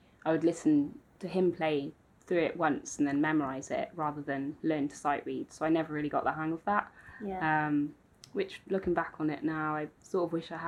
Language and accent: English; Aberaeron, Wales, United Kingdom; also born or lived in Oxford; I was actually born in Oxford, but I moved over to Wales when I was 3 with my family to the west coast.